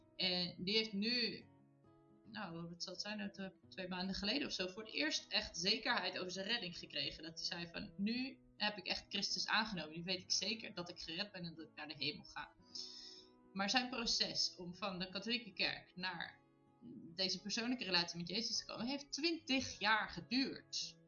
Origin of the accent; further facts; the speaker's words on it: Netherlands; moved away as an adult; now in Italy; wij Nederlanders zijn het heel direct